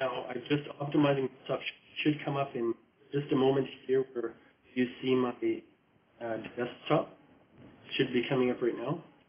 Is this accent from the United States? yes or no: no; Pincher Creek, Alberta, Canada; also born or lived in Lethbridge / Middle East / Edmonton; I grew up outside of the Pincher Creek.